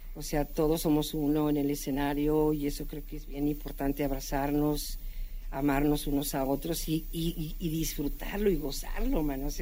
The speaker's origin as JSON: {"language": "Spanish", "region": "Mexico City", "country": "Mexico", "tie": "born or raised there", "also_born_or_lived": "Guadalajara / Tijuana", "moved": "yes", "said": "yo nací aquí en la capital"}